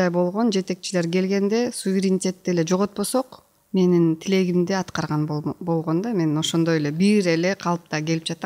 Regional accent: Kyrgyzstan; moved away; also born or lived in Kyzyl-Kiya / Osh / Aksy; мен өзү кызыл кияда жашаганда ошто жашаганда аксыда жашаганда бул фергана өрөөнүн эле айланып жашап жүргөм

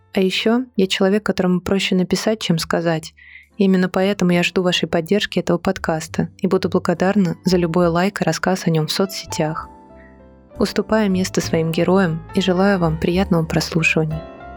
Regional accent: Moscow, Russia; Я родилась и выросла в Москве.

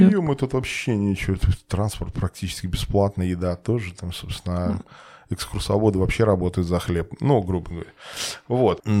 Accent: Belarus; moved away; мы все белорусы, как бы, ну, и приехали там, приезжие все

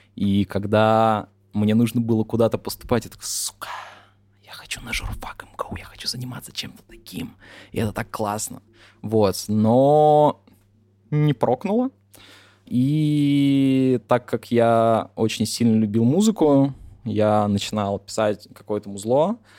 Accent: Yakutia, Sakha Republic, Russia; я чувак там из Якутии

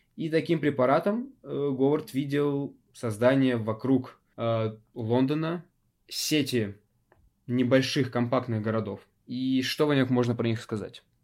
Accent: Zheleznodorozhny, Moscow Oblast, Russia; у нас в моем родном городе железнодорожном, сейчас это уже микрорайон, открыли целый парк, огромный

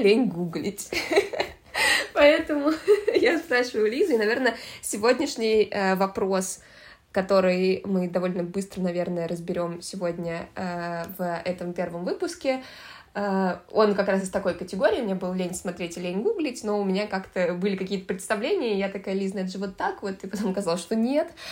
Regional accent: Moscow, Russia; Я выросла в Москве

